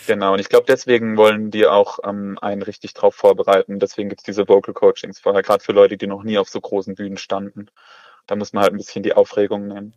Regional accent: Oberkrombach, near Karlsruhe, Baden-Württemberg, Germany; Ich komme aus Oberkrombach, das liegt bei Karlsruhe

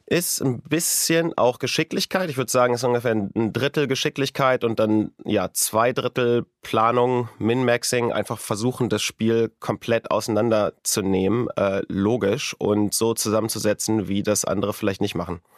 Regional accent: Wunstorf, Lower Saxony, Germany; moved away; in der Nähe von Hannover, in einem kleinen Ort namens Lute bei Wunsdorf

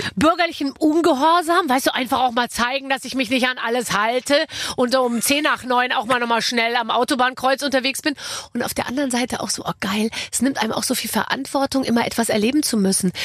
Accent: Gröbenzell, Bavaria, Germany; also born or lived in Munich; in so einem Vorort von München, in Gröbenzell, aber ich war in München in der Schule

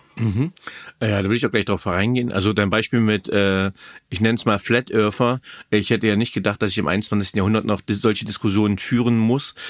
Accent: Germany; ich bin in Deutschland aufgewachsen

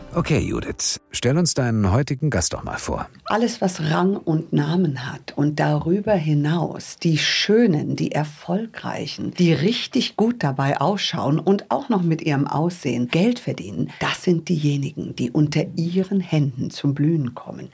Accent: United States; now in Munich, Germany; ich bin ja Amerikanerin

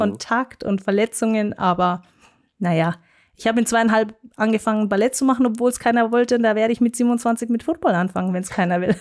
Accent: Munich, Bavaria, Germany; accent: Bavarian; first language German; ich bin ein äh, Münchner Kindel und keine zur Großte, wie man so schön hier in München sagt, sondern gebürtige Münchnerin und äh, spreche tatsächlich auch nur Deutsch und Bayerisch.

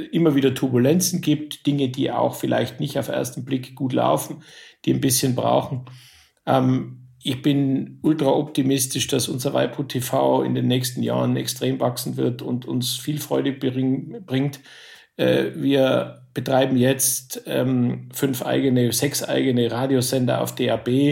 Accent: Innsbruck, Tyrol, Austria; now in Germany; ich bin Österreicher

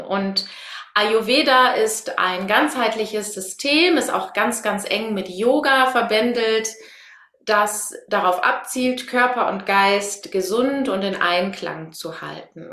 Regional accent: Münsterland, North Rhine-Westphalia, Germany; Ich komme aus dem Münsterland

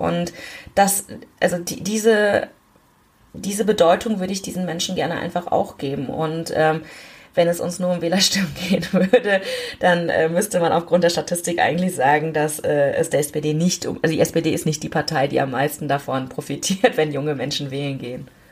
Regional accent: Germany; ich bin ja in Deutschland geboren, aber meine Eltern sind zum Studium hergekommen.

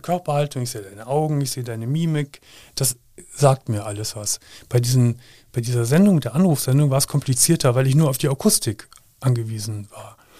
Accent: Gummersbach, North Rhine-Westphalia, Germany; moved away as an adult; now in Cologne, Germany; ich komm ja leider aus Gummersbach

